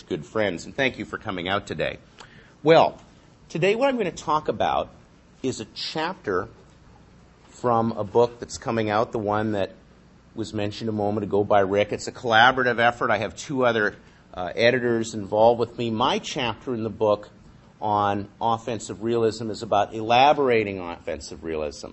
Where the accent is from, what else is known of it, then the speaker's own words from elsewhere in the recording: London, Ontario, Canada; growing up in London, Ontario, across the lake